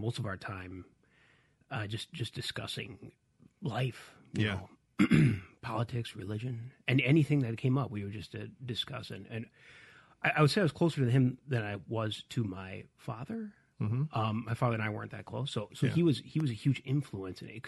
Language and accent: English; upstate New York, United States; I'm from New York. I live in upstate New York, where my family's from